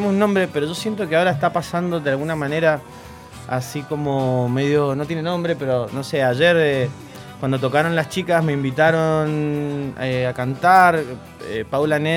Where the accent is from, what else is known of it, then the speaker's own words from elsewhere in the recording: Mendoza, Argentina; also born or lived in Buenos Aires; ya que soy mendocino